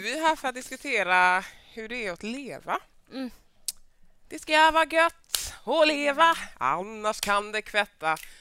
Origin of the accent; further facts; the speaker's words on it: Mölndal, Västra Götaland, Sweden; jag är född och uppvuxen i Mölndal